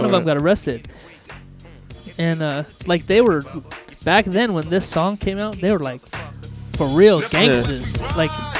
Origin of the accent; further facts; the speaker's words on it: Orlando, Florida, United States; More south. I grew up in like Orlando area.